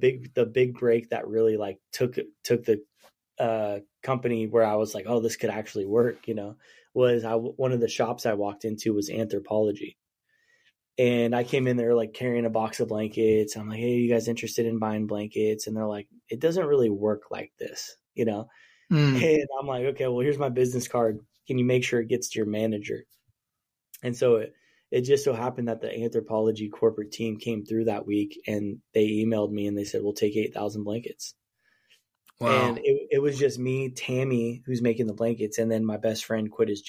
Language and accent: English; Coos Bay, Oregon, United States; also born or lived in Willamette Valley, Oregon / Salem, Oregon; I come from Coos Bay, Oregon. I grew up in a little town on the Oregon coast